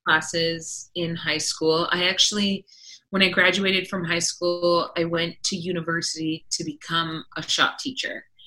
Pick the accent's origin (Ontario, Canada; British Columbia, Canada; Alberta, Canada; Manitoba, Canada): British Columbia, Canada; Vancouver Island; now in Toronto, Canada; I was born and raised on Vancouver Island, which is the other side of Canada over on the west coast